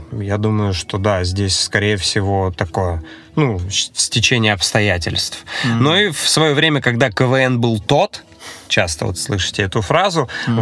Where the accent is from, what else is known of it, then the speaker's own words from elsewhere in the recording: Voronezh, Voronezh Oblast, Russia; moved away as an adult; now in Saint Petersburg, Russia; в моем родном городе, в Воронеже